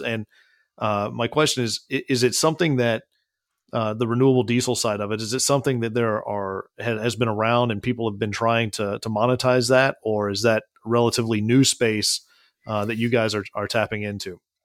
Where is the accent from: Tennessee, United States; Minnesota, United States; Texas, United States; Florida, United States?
Texas, United States; Midland; I was born and raised in Midland, Texas